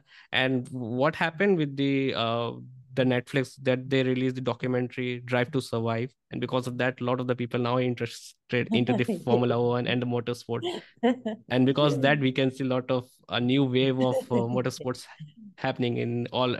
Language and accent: English; India; I'm from India and we have so many different cultures from different states